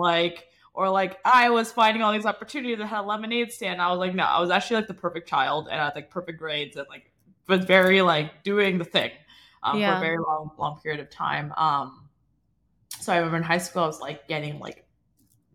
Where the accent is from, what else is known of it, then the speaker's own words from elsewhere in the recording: Toronto, Ontario, Canada; I grew up in Toronto. My parents still live in the same house that I was born in.